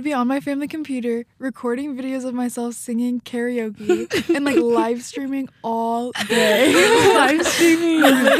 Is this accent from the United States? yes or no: yes; Reston, Virginia, United States; I am from Reston, Virginia. It's a little town outside D.C.